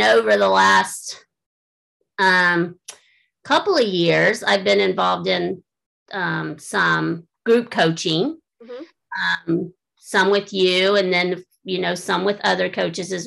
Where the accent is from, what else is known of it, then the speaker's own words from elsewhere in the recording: Florida, United States; now in Indiana, United States; I grew up in Florida. I'm a Florida girl.